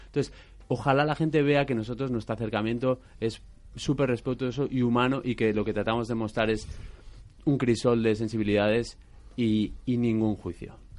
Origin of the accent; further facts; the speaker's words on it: Basque Country, Spain; soy vasco también